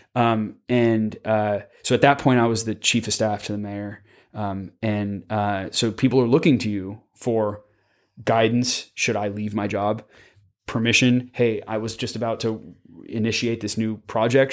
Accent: Palo Alto, California, United States; moved away; back home where I'm from, 'cause I'm from Palo Alto

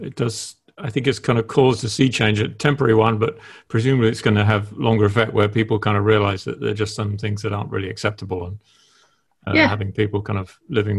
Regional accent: United Kingdom; moved away; I'm still a Brit and I think like a Brit

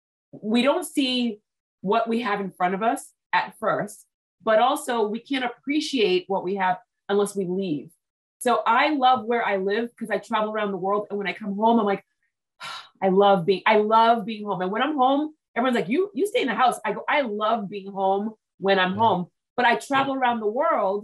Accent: Massachusetts, United States; also born or lived in Texas; I live in Massachusetts in the United States

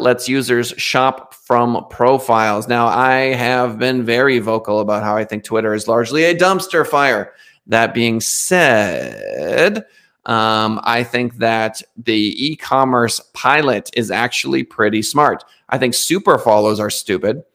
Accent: United States; the Americans, of which I am an American

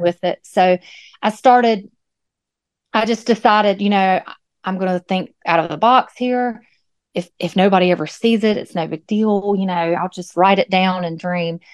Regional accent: Moore County, North Carolina, United States; moved away as an adult; also born or lived in Greensboro, North Carolina; now in Wallace, United States; I was raised in Moore County, which isn't far from Wallace

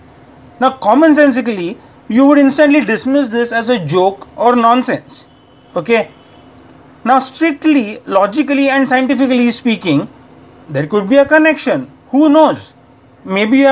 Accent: India; from India

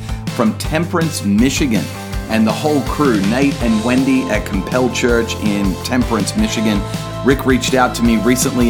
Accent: Australia; even down under

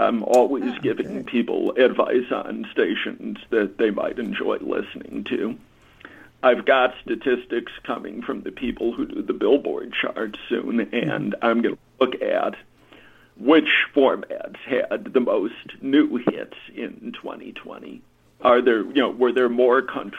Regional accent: Washington, District of Columbia, United States; I grew up in Washington, D.C.

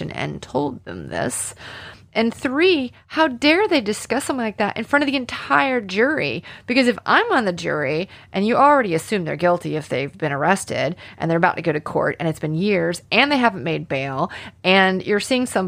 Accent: Alabama, United States; accent: Southern drawl; I am from Alabama, and I grew up in Alabama, and boy, I can sound like I'm from Alabama

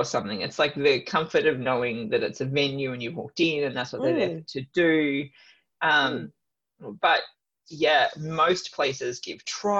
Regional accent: Melbourne, Victoria, Australia; moved away; when I lived in Melbourne, like I grew up in Melbourne

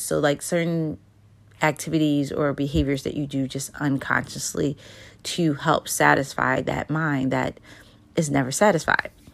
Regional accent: United States; as Americans

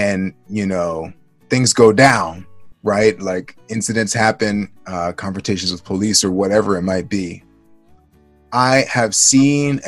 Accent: Baltimore, Maryland, United States; I grew up in Baltimore, Maryland, and I'm African American

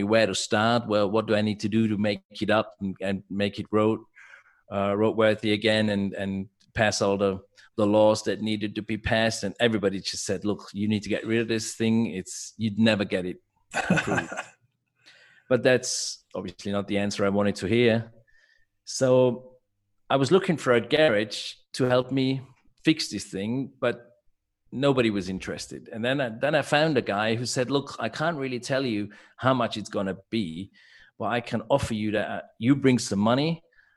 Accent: Innsbruck, Tyrol, Austria; I grew up in Innsbruck

